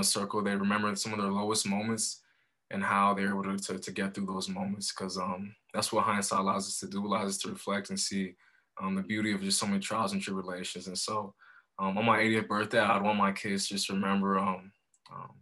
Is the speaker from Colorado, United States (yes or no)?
yes; Colorado Springs, Colorado, United States; also born or lived in Monrovia, Liberia / Chicago suburbs, Illinois; my family and I were blessed to move to Colorado Springs when I was 7. Here, my dad got a new job, and so we relocated to Colorado Springs